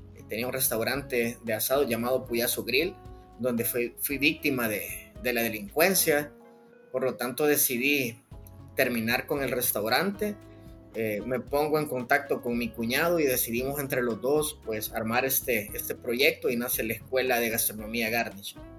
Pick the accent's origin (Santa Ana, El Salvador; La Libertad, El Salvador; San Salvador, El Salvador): San Salvador, El Salvador; yo nací en San Salvador, que es la capital de El Salvador